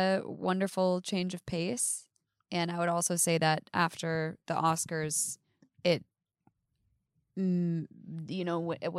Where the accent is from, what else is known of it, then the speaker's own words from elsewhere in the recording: Ketchikan, Alaska, United States; now in New York, United States; I grew up in Ketchikan, Alaska. It's southeast Alaska, and it's part of the Tongass National Rainforest. It's part of the Alexander Archipelago, and it's really beautiful